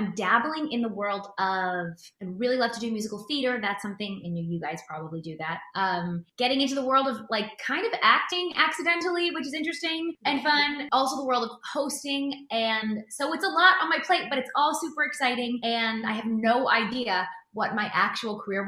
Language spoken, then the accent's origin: English; Delaware, United States; moved away as an adult; now in California, United States; I'm from Delaware originally.